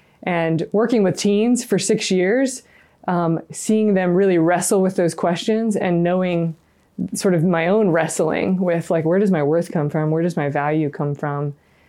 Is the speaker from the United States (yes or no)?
yes; the South, United States; Yeah, growing up in the South, I wasn't around religious and never had kind of an experience with religious, didn't think about it ever.